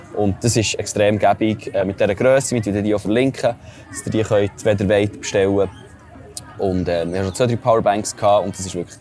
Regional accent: Switzerland; normalerweise in der Schweiz

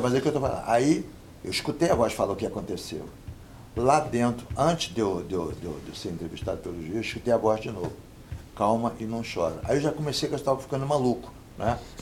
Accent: Brazil; eu sou brasileiro

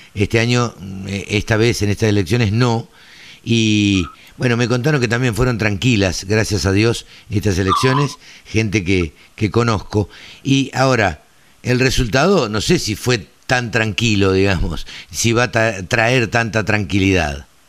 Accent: Buenos Aires, Argentina; los porteños somos tango

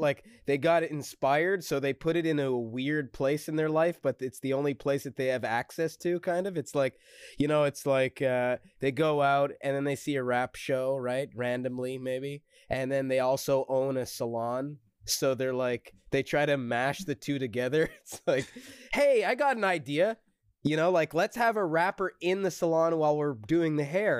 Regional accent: Montreal, Quebec, Canada; I'm from Montreal. Montreal, Quebec, Canada.

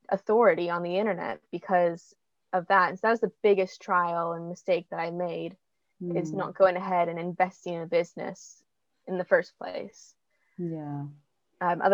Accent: United States; moved away as an adult; now in England; I'm from America

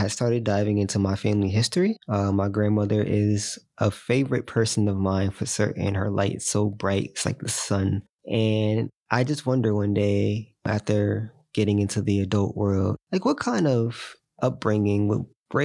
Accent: New Haven, Connecticut, United States; born and raised in New Haven

